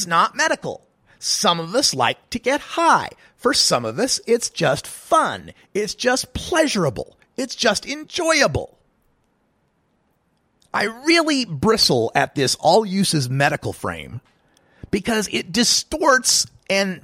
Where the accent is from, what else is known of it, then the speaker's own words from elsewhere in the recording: Oregon, United States; here in the Pacific time zone and my home state of Oregon